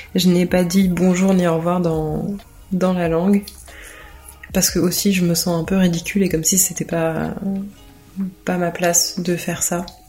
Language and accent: French; France; also born or lived in Arcueil / L'Haÿ-les-Roses; je suis née en France et j'ai grandi en France